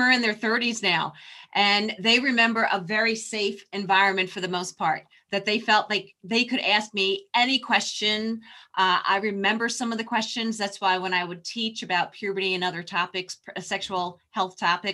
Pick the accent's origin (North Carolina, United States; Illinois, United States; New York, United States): New York, United States; moved away; also born or lived in Texas; I'm originally from New York